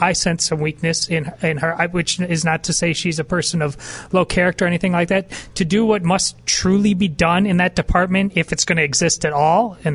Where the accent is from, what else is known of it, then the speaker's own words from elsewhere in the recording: Madison, Wisconsin, United States; I grew up in Madison, Wisconsin, and I went out to college there